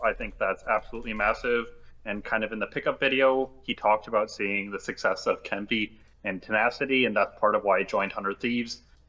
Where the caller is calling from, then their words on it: Washington, District of Columbia, United States; Washington, D.C.